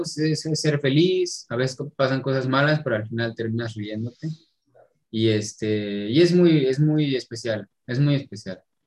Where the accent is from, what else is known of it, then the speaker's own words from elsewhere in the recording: Toluca, State of Mexico, Mexico; moved away as an adult; now in Nuevo León, Mexico; Yo soy de Toluca, Estado de México